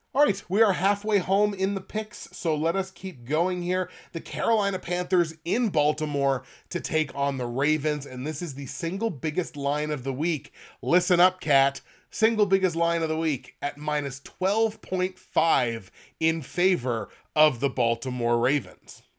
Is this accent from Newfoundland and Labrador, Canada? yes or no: no; Nova Scotia, Canada; I'm from Nova Scotia